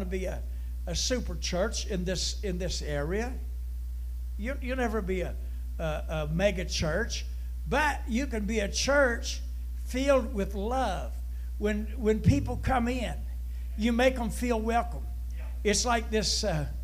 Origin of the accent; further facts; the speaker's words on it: Huntington, West Virginia, United States; I grew up in Huntington